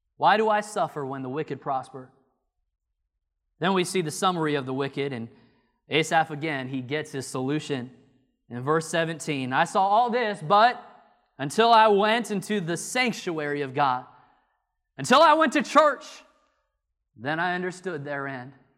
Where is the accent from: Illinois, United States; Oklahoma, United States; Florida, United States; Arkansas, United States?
Illinois, United States; moved away as an adult; now in North Carolina, United States; I'm from Illinois.